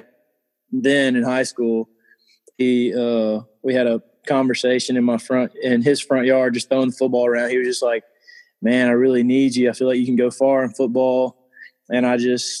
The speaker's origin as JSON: {"language": "English", "town": "Hattiesburg", "region": "Mississippi", "country": "United States", "tie": "born or raised there", "said": "I grew up right here in Hattiesburg"}